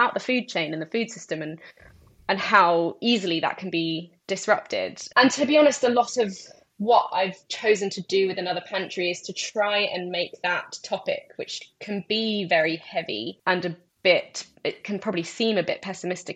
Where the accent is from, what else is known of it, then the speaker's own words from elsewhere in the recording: United Kingdom; I'm British Iraqi, but I generally refer to myself more as Middle Eastern because I feel more Middle Eastern. I've never been to Iraq. I was born in the UK.